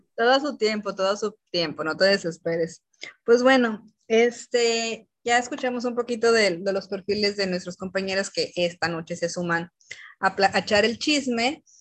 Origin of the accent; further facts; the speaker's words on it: Jalisco, Mexico; los que somos de Jalisco